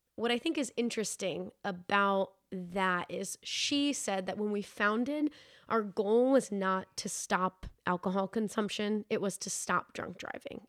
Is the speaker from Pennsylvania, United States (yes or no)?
no; New Hampshire, United States; growing up in New Hampshire